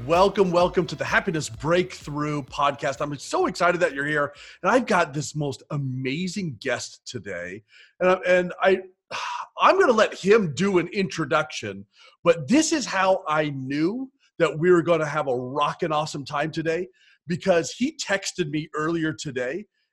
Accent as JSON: {"language": "English", "region": "Florida", "country": "United States", "tie": "born or raised there", "moved": "yes", "said": "I grew up south of the South. I'm from Florida."}